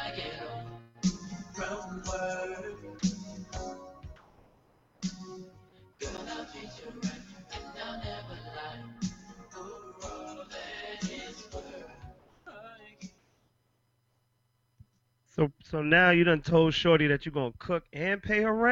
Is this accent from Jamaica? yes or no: yes; Jamaica; I'm Jamaican